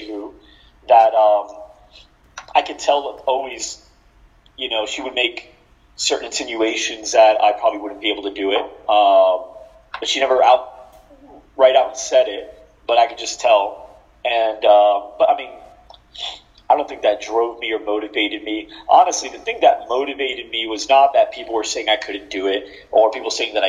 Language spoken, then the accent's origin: English; New Jersey, United States; I was born and raised in New Jersey.